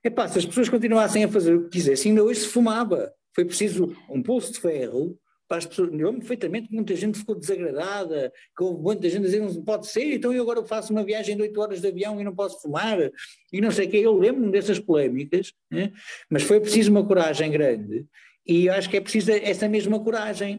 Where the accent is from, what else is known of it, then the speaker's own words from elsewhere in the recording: Porto, Norte, Portugal; now in Lisbon, Portugal; Eu quando vim para Lisboa morar, que eu sou do Porto